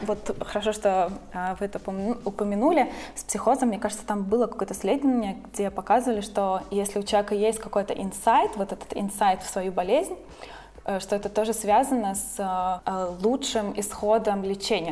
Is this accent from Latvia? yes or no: yes; Riga, Latvia; moved away as an adult; also born or lived in Scotland; now in Berlin, Germany; вообще из Латвии, я из Риги, и как-то в старшей школе я училась